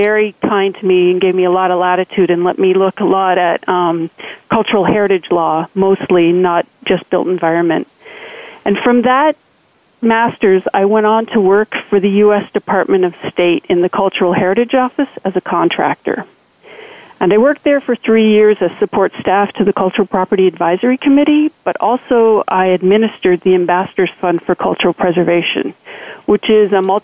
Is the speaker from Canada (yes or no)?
yes; Canada; moved away as an adult; also born or lived in Austin, Texas; I grew up in Canada